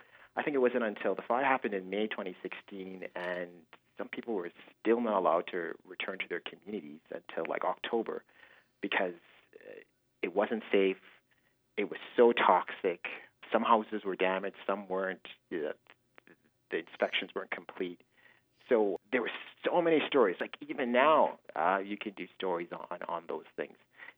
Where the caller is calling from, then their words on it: Fort McMurray, Alberta, Canada; moved away; I'm not calling you from Edmonton. I'm not calling you from Toronto. I'm calling you from Fort Mac.